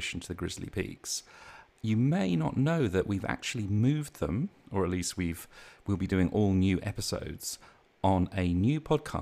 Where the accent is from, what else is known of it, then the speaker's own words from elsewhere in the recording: London, United Kingdom; moved away as an adult; now in United States; being British